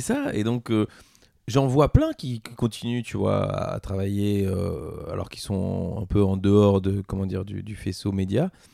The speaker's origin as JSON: {"language": "French", "country": "Belgium", "said": "en tant que Belge"}